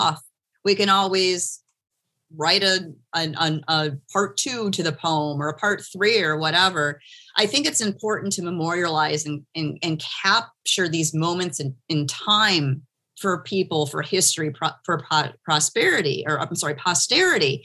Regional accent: Michigan, United States; moved away as an adult; now in Miami, United States; I'm from Michigan. And I've been in Miami for since 2005

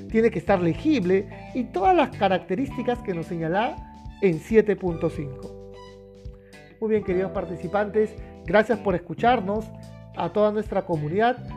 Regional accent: Peru; todavía tenemos en mi país, en Perú, el carbón, el gas natural también bastante fuerte

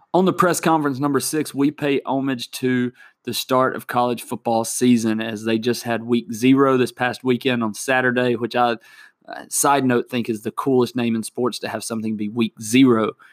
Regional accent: Alabama, United States; my home state of Alabama

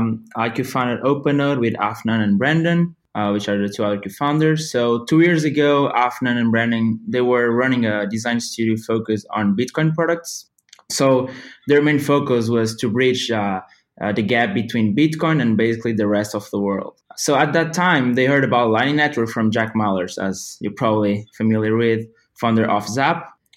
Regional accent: Portugal; I have a master's in informatics and computer engineering, and I come from Portugal.

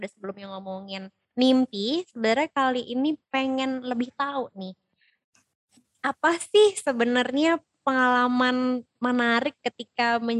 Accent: Jakarta, Indonesia; also born or lived in Bandung; Lahir, lahir dan besar di Jakarta.

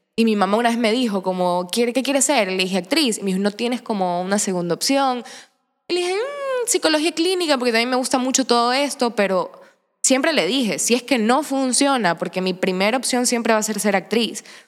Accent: Santa Ana, Manabí, Ecuador; moved away as an adult; also born or lived in Portoviejo; now in Guayaquil, Ecuador; vengo del Cantón Santa Ana, de Manabí en la provincia de Manabí, eh, nací en Puerto Viejo, me crié en Santa Ana todo el tiempo

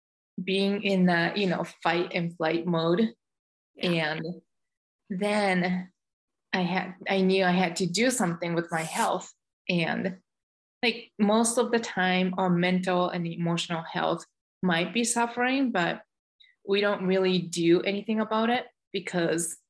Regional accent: Japan; moved away as an adult; also born or lived in Michigan, United States; now in United States; I was born and raised in Japan, and I came over to the United States over 20 years ago as an exchange student

